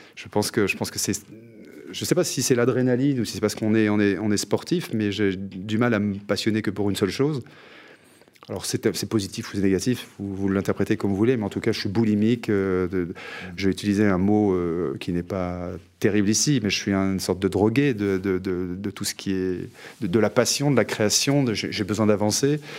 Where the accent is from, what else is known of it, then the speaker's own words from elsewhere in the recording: Carrières-sur-Seine, Île-de-France, France; ma ville natale qui était carrière sur scène